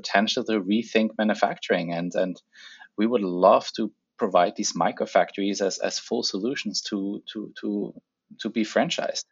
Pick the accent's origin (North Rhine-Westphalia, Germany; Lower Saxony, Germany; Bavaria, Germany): Bavaria, Germany; the Alps in Germany; moved away as an adult; also born or lived in Ethiopia; now in Vancouver, Canada; the bigger version of home, where I grew up in the Alps in Germany